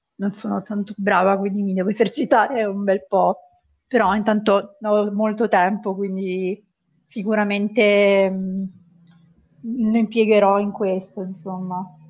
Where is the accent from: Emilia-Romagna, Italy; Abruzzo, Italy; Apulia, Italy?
Abruzzo, Italy; Pescara; vengo da Pescara, in Abruzzo